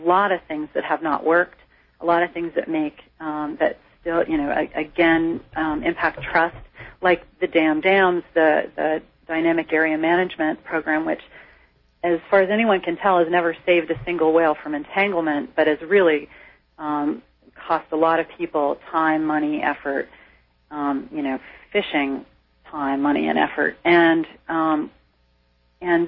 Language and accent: English; Cape Cod, Massachusetts, United States; moved away as an adult; now in Down East Maine, United States; I grew up on Cape Cod